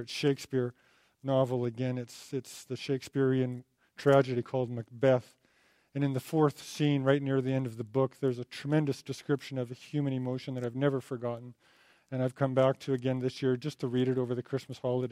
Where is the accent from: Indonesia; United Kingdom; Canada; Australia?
Canada; Alberta; I'm from Alberta